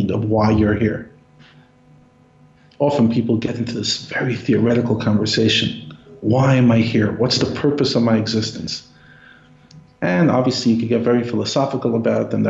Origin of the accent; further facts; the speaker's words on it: New York City, New York, United States; I grew up in Brooklyn, literally a 5-minute walk from where the Rebbe's shul was, 5 minutes from his home